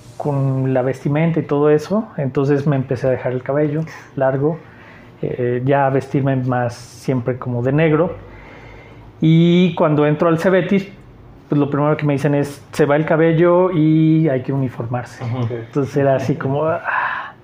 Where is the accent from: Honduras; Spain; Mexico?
Mexico; Aguascalientes; also born or lived in Mexico City / Mexicali; Nací en la Ciudad de México. Muy chico me fui a, me llevaron más bien a vivir a Mexicali y a los ocho años llegué aquí a Aguascalientes. Desde que tengo ocho años hasta ahorita que tengo 43 años, he vivido aquí